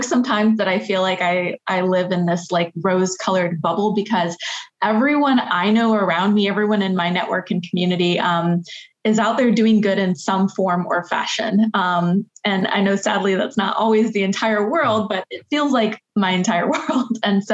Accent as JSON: {"language": "English", "region": "North Carolina", "country": "United States", "tie": "born or raised there", "also_born_or_lived": "Detroit, Michigan", "said": "I have lived in North Carolina in the Triangle area since I was a kid"}